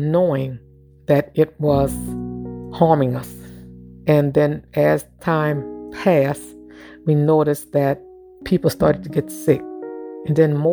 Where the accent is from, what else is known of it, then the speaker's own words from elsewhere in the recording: St. James Parish, Louisiana, United States; also born or lived in New Orleans, Louisiana; I was born in New Orleans at Charity Hospital. I was raised in St. James Parish in the 5th District